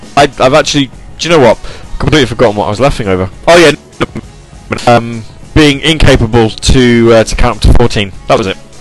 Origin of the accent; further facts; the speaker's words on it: United Kingdom; I'm British